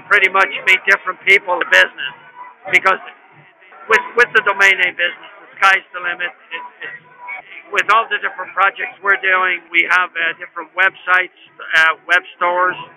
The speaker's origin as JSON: {"language": "English", "town": "Dublin", "region": "Leinster", "country": "Ireland", "said": "We came over from Dublin, Ireland"}